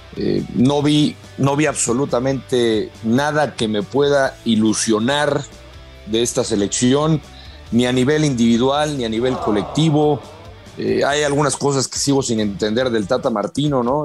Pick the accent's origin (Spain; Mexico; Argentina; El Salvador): Mexico